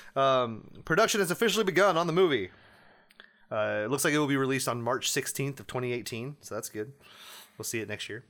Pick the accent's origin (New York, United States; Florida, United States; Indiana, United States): Indiana, United States; We're from Indiana